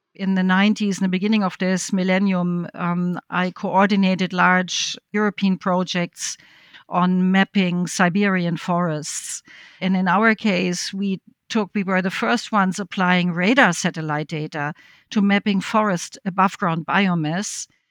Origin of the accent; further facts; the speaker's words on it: West Germany, Germany; I grew up in West Germany